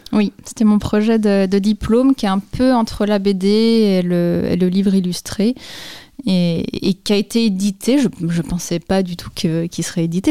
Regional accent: Dole, Bourgogne-Franche-Comté, France; moved away as an adult; also born or lived in Épinal; j'ai grandi à Dole, dans le Jura

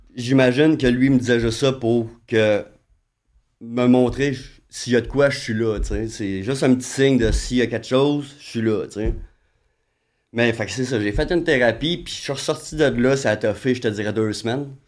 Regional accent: Saint-Colomban, Quebec, Canada; je viens de, de, de, de Saint-Colomban

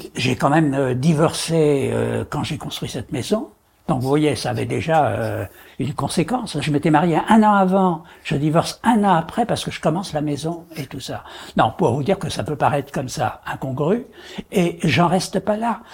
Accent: Paris, Île-de-France, France; je suis né à Paris, je vis à Paris et je meurs à Paris

